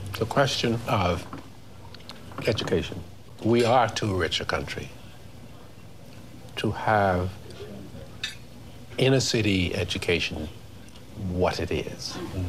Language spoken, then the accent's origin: English; Bahamas; accent: Bahamian; Yes, I learned. My accent was Bahamian. It was terrible. It was sing-songy, as most Caribbean accents are.